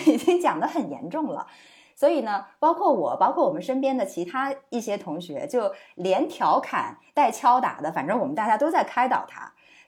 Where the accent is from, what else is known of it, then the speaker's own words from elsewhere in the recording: Nanchang, Jiangxi, China; moved away as an adult; 我非常熟悉的那种乡音啊我们南昌人的大嗓门儿